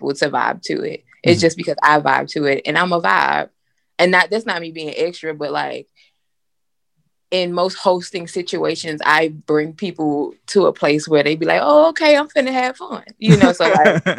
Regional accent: Miami, Florida, United States; now in Birmingham, United States; we grew up in Miami

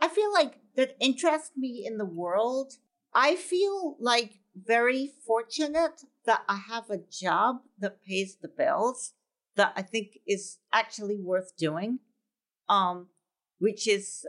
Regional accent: Scotland, United Kingdom; now in New York City, United States; as a child, I grew up in Scotland

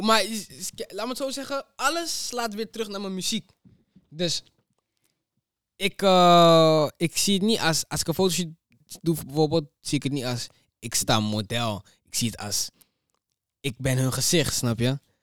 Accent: Almere, Flevoland, Netherlands; omdat ik kom van Ali

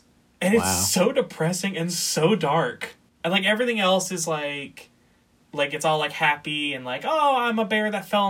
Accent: Florida, United States; I grew up in Florida.

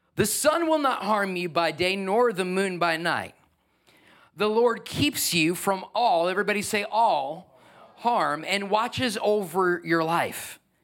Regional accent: New York, United States; I'm a New Yorker

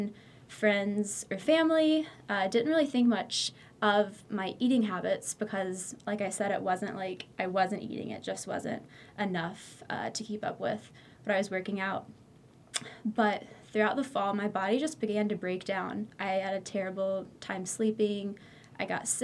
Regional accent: Greensboro, North Carolina, United States; I'm from Greensboro, North Carolina, Tar Heel born and raised

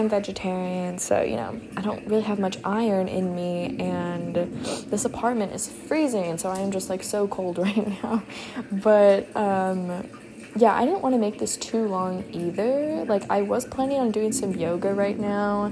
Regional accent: Houston, Texas, United States; I am from Houston, Texas. I go to college here

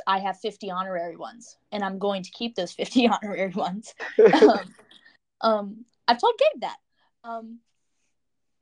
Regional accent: Orange, Virginia, United States; I'm from the Charlottesville area. I'm a little bit outside Charlottesville. I'm from a small town called Orange.

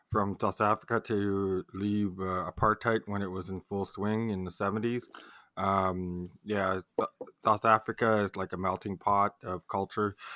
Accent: Canada; time I tell people from America I'm from Canada, especially on stage, immediately, eh?

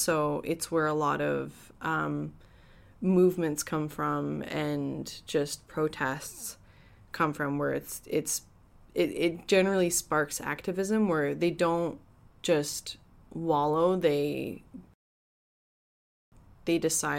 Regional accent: Edmonton, Alberta, Canada; So, like, I'm originally from Edmonton, right?

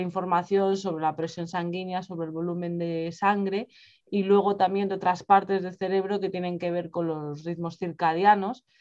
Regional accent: Spain; moved away as an adult; now in England, United Kingdom; yo soy de España, pero vivo en Reino Unido desde hace ya, un, bueno, más de dos años

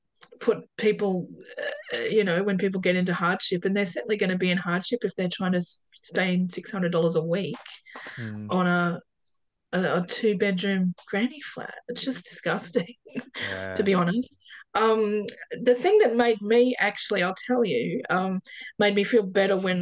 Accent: Perth, Western Australia, Australia; I come from Hamilton Hill in Perth

